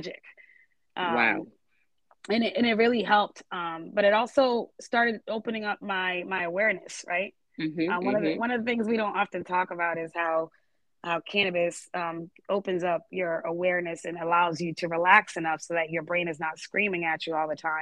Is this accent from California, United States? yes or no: no; Boston, Massachusetts, United States; moved away as an adult; also born or lived in Georgia; I grew up in Boston